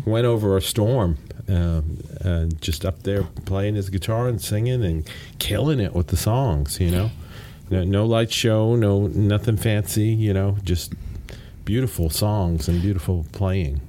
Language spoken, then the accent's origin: English; Glasgow, Scotland, United Kingdom; moved away; from Scotland, from the Glasgow area, my hometown.